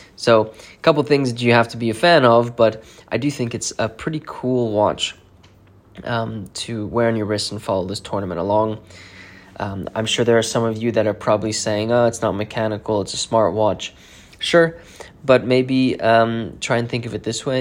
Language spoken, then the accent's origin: English; South Africa; moved away; I'm originally from South Africa